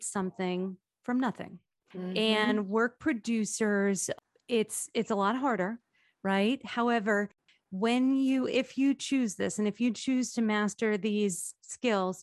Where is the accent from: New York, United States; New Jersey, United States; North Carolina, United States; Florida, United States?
New Jersey, United States; Toms River; I was raised in Tom's River